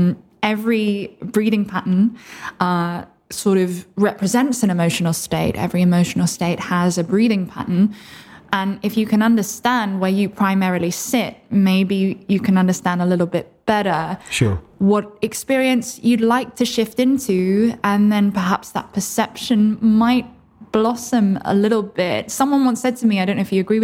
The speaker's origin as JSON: {"language": "English", "town": "Oxford", "region": "South East England", "country": "United Kingdom", "tie": "born or raised there", "said": "I was born in Oxford originally"}